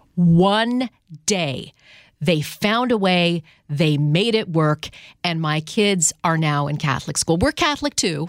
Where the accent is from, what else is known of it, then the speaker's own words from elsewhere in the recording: Canada; in Canada growing up